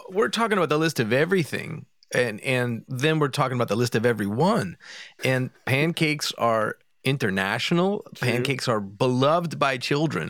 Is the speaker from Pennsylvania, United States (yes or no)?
yes; Philadelphia, Pennsylvania, United States; I'm from Philadelphia